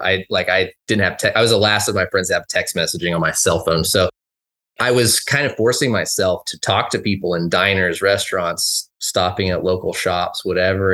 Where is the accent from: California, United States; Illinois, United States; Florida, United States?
California, United States; Los Angeles; moved away as an adult; now in Bend, United States; I grew up in Southern California, Lo, the Los Angeles area